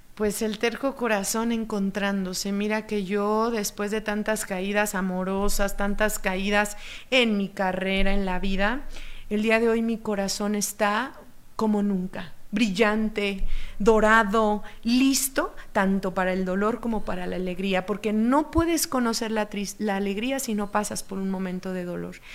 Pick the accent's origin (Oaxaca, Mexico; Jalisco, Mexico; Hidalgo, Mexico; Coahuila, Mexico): Oaxaca, Mexico; Como yo soy de Oaxaca